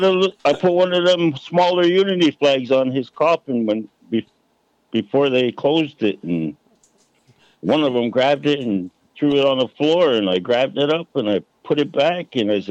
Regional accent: Six Nations, Ontario, Canada; So I'm a Cayuga from Six Nations, mm-hmm. really, actually.

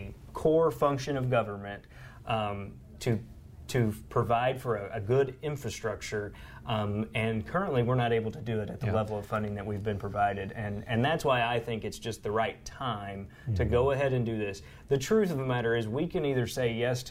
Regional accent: Southeast Missouri, United States; I grew up in Southeast Missouri

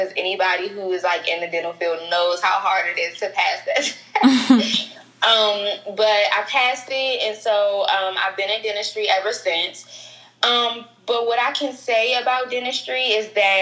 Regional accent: Prince George's County, Maryland, United States; I'm from PG, Pretty Girl County

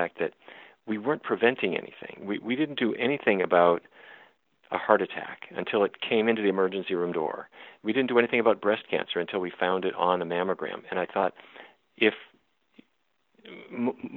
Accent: Fargo, North Dakota, United States; moved away; I grew up in North Dakota

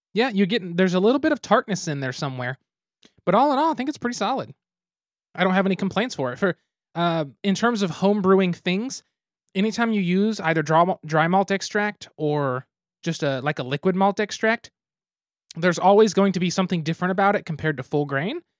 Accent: United States; we are American

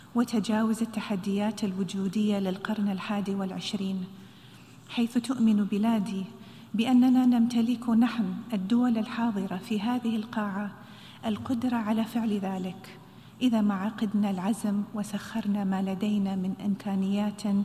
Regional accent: United Arab Emirates; خيارنا في دولة الإمارات

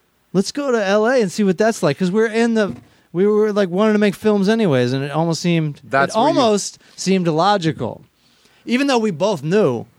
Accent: Southern Maryland, United States; moved away as an adult; also born or lived in Baltimore, United States; now in Los Angeles, United States; I grew up in Southern Maryland

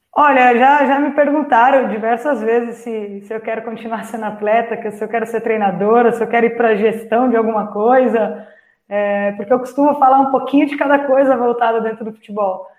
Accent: Itapecerica da Serra, São Paulo, Brazil; cidade de Tapicerica da Serra, que é onde eu nasci.

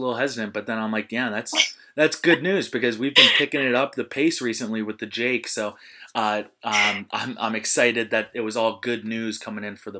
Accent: New Jersey, United States; No, just high school. I'm from Southern Monmouth County, so a little farther south.

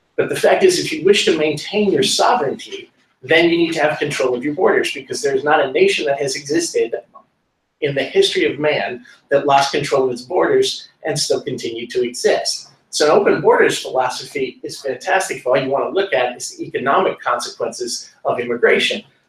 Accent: Lynn, Massachusetts, United States; I grew up in Lynn, Massachusetts, right next door to Salem, Massachusetts

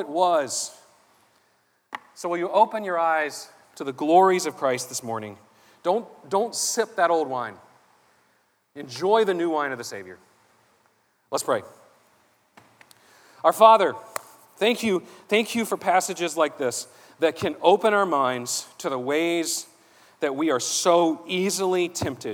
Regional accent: Savannah, Georgia, United States; I grew up in here in Savannah. I grew up, I went to church around here

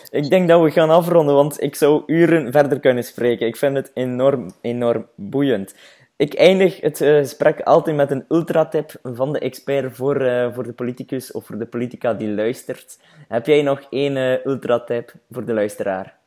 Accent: Flanders, Belgium

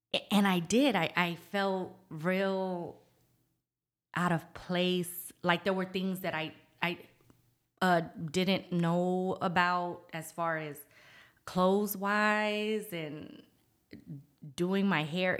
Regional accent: Norfolk, Virginia, United States; moved away as an adult; now in San Antonio, United States; I was raised in Norfolk, Virginia

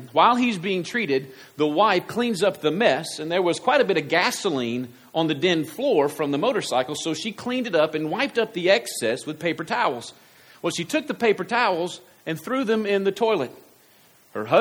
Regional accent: United States; I'm American

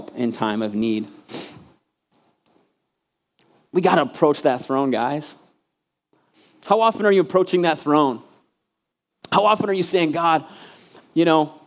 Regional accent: Michigan, United States; moved away as an adult; I was actually back home in Michigan. I'm from Michigan, and I got to preach in my home church, the church I literally, like, was born, and then when I graduated, I left, like, 18-year church

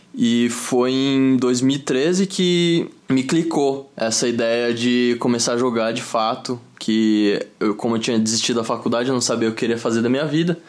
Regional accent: Osasco, São Paulo, Brazil; Sou de Osasco, São Paulo, vivi 23 anos lá

